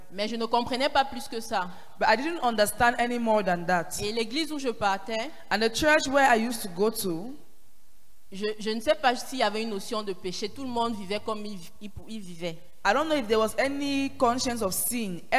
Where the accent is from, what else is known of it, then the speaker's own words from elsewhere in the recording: Paris, Île-de-France, France; Je viens de Paris.